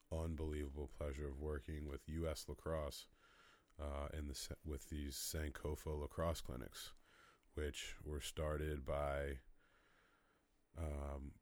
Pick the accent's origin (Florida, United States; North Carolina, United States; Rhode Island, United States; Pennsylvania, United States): Rhode Island, United States; I grew up in Rhode Island, got to watch him when I went to MB, Moses Brown, across the street from Brown University